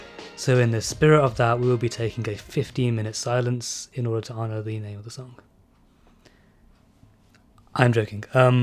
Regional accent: India; you know, I'm barely a fan of musicals, despite being Indian.

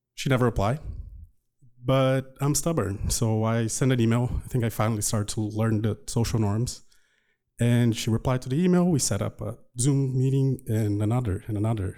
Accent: Brazil; English is a second language; moved away as an adult; now in United States; my growing up in Brazil.

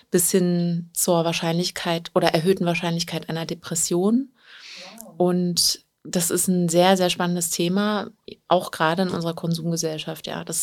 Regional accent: Berlin, Germany; und ich bin aus Berlin und seit ja, fast zwei Jahren Ordnungsberaterin

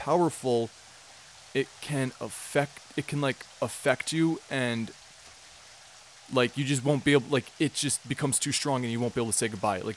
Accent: United States; I'm American and I can't speak Spanish

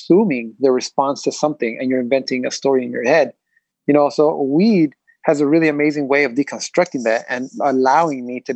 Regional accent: Los Angeles, California, United States; I grew up in L.A. I grew up in Boyle Heights

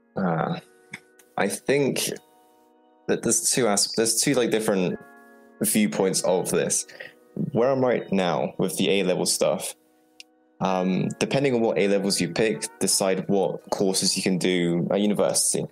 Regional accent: Poland; now in England, United Kingdom; I'm originally from Poland

